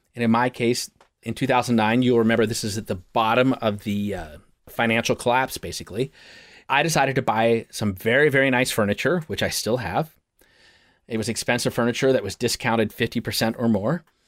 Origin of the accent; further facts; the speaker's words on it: Portland, Oregon, United States; I, I'm from Portland, let's just be clear, I'm from Portland, and in Portland, we have a very specific way we think